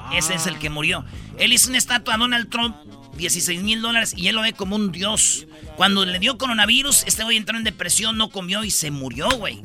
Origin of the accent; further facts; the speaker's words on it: Jiquilpan, Michoacán, Mexico; yo soy de Jiquilpan